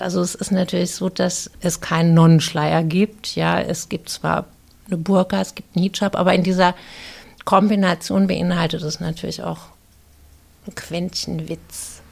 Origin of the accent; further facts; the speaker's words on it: Viernheim, Hesse, Germany; in Firnheim groß geworden bin bei deutschen Pflegeeltern